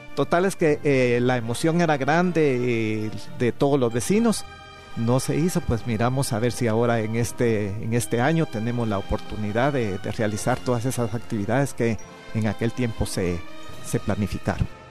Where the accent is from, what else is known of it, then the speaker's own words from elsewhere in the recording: Palencia, Guatemala Department, Guatemala; now in Guatemala City, Guatemala; yo no vivía aquí en la capital, sino que vivía en una aldea de Palencia